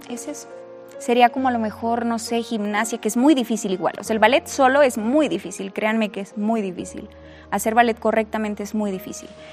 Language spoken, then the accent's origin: Spanish; Saltillo, Coahuila, Mexico; soy de Saltillo